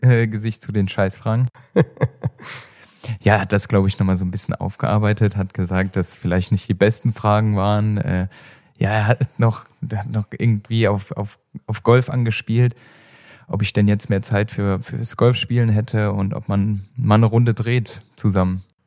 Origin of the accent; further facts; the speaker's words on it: Germany; bei uns in Deutschland